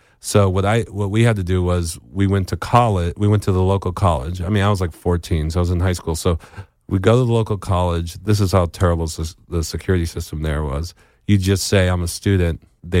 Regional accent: New Jersey, United States; In New Jersey.

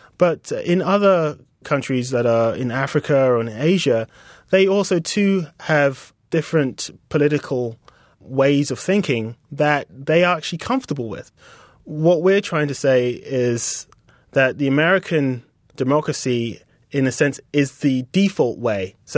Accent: United Kingdom; accent: British; And she looked at us both, like, in amazement that we came from Mars with, like, these British accents.

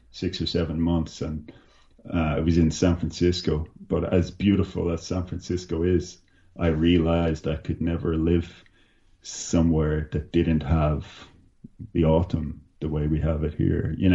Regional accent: Dublin, County Dublin, Ireland; And I, when I come from Dublin, I, I don't know if you've been to Ireland or to Dublin, but uh, it, it's a small place.

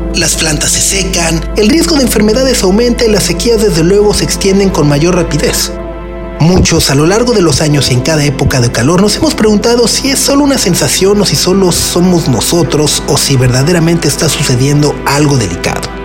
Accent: Mexico

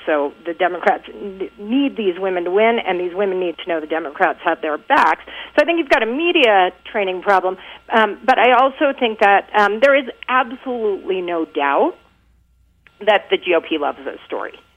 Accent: Texas, United States; I'm from Texas

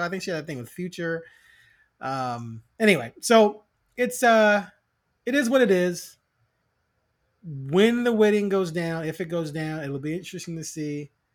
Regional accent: Chicago, Illinois, United States; now in Portland, United States; I'm originally from Chicago.

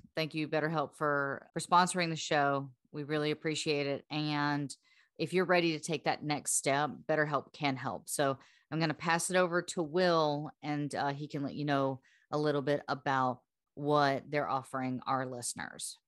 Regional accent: the South, United States; we're from the South, we were, number two, we're raised on this music

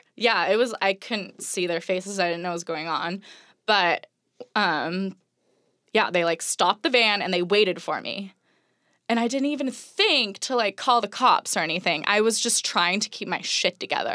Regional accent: Orange County, California, United States; moved away as an adult; now in Los Angeles, United States; growing up in Orange County, it was, like, beautiful place to grow up

